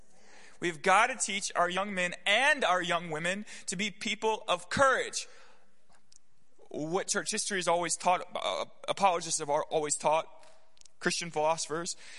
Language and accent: English; the South, United States; I grew up in the South